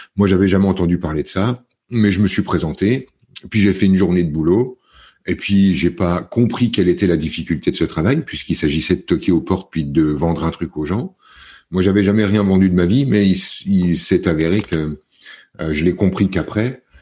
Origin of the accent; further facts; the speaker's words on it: the Vosges, Grand Est, France; moved away as an adult; also born or lived in near Paris / Var (near Le Lavandou, Bormes-les-Mimosas); je suis né près de Paris parce que les circonstances étaient comme ça, mais j'ai très vite grandi dans les Vosges, dans un petit village